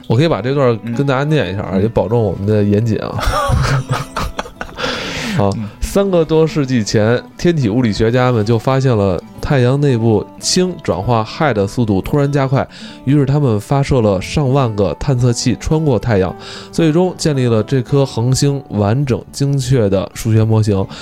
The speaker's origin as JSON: {"language": "Chinese", "country": "China", "said": "对于我一个中国人来说"}